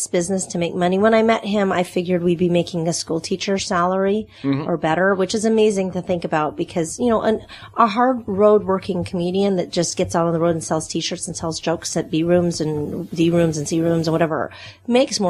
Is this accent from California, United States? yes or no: no; Texas, United States; accent: Texas Canadian; also born or lived in Canada; now in Nashville, United States; I was born in Canada and raised in Texas